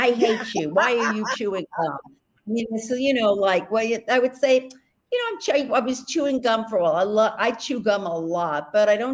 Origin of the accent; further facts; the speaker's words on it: New York City, New York, United States; accent: Brooklyn; my accent, because it's from Brooklyn